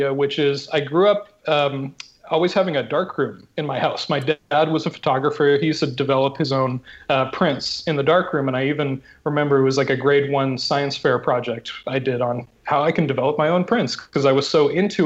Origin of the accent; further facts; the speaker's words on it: Vancouver Island, British Columbia, Canada; I grew up on Vancouver Island